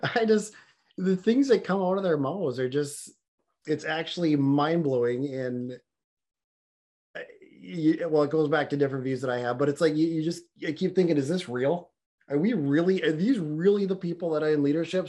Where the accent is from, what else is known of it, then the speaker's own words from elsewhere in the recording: Florida, United States; this is my home state here